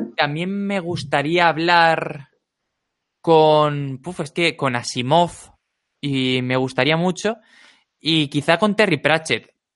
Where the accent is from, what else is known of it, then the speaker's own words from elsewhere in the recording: Alicante, Valencian Community, Spain; also born or lived in Murcia; now in Madrid, Spain; yo como crecí en Alicante